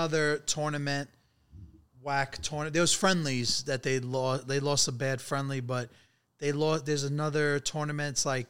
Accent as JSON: {"language": "English", "region": "New York", "country": "United States", "said": "I'm from New York. Obviously, I'm a Knicks fan"}